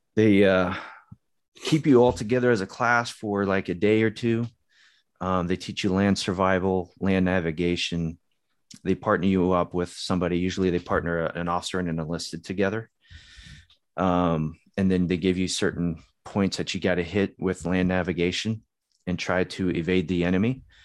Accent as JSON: {"language": "English", "town": "Upland", "region": "California", "country": "United States", "tie": "born or raised there", "also_born_or_lived": "Hawaii", "moved": "as an adult", "said": "I went to high school in Southern California"}